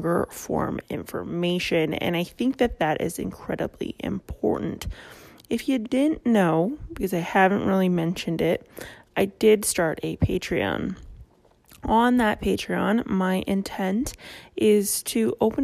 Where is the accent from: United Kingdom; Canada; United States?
Canada; I am Canadian